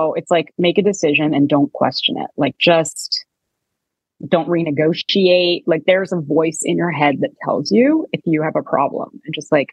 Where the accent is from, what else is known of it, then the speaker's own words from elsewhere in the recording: Canada; moved away; I'm Canadian